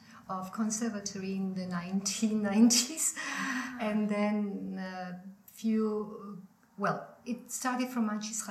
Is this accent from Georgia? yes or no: yes; Guria, Georgia; also born or lived in Tbilisi; I left Tbilisi because I was from Guria, and I went back to Guria